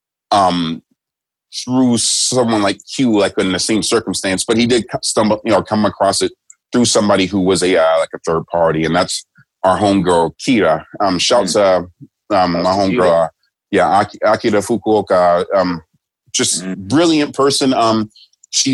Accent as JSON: {"language": "English", "country": "United States", "moved": "as an adult", "lives_now": "Japan"}